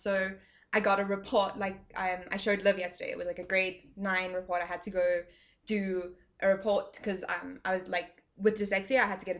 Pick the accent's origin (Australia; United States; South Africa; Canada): South Africa; Cape Town, Western Cape; accent: Cape Townian; That's just my Cape Townian accent.